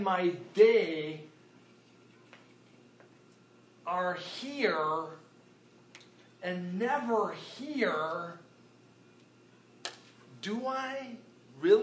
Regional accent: United States; we as American believers

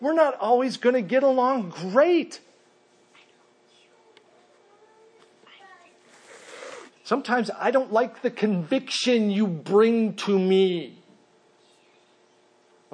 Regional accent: Minnesota, United States; moved away; I grew up in Minnesota

